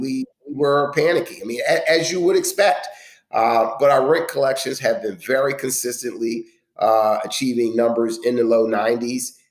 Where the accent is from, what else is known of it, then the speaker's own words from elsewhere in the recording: Philadelphia, Pennsylvania, United States; I grew up in the other end of town, but it's, it's my hometown